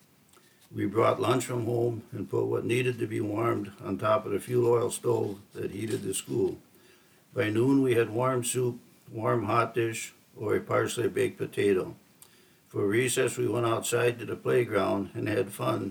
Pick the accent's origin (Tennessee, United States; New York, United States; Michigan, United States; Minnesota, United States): Minnesota, United States; Glenwood; I was born on September 16th, 1945 in Glenwood, Minnesota, 2 weeks after the official end of World War II.